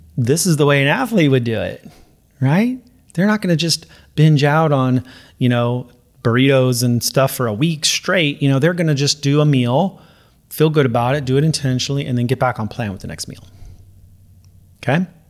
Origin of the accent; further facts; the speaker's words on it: Los Angeles, California, United States; I'm from, you know, L A, Southern California